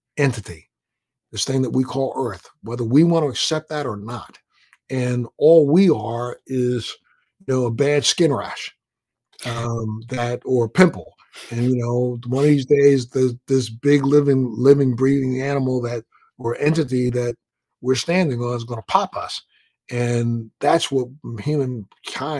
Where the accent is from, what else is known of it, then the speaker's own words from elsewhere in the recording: Maryland, United States; I'm a guy from the Maryland area